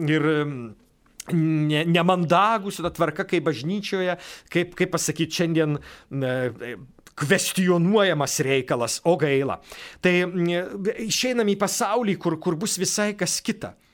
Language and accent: Lithuanian; Lithuania